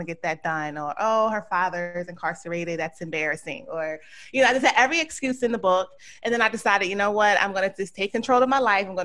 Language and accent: English; Philadelphia, Pennsylvania, United States; moved away as an adult; also born or lived in Georgia; grew up in Philadelphia, went to public school there